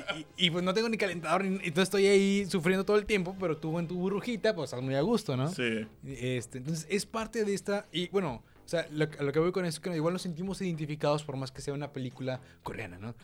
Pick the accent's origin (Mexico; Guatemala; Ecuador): Mexico; Monterrey, Nuevo León; somos regios